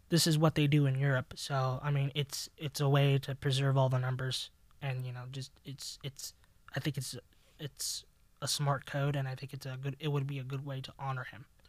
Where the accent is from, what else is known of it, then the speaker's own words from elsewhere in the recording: Los Angeles, California, United States; Growing up in Los Angeles